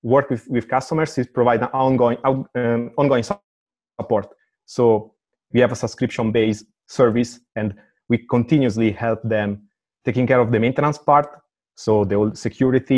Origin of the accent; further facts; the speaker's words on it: Italy; moved away as an adult; now in Amsterdam, Netherlands; I come from Italy and I am a technical dude